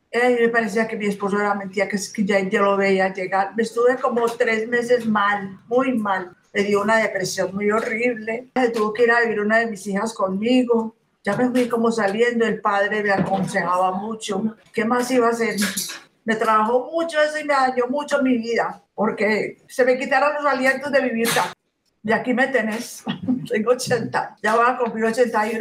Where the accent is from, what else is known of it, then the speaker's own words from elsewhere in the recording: Antioquia, Colombia; Yo soy de aquí de Antioquia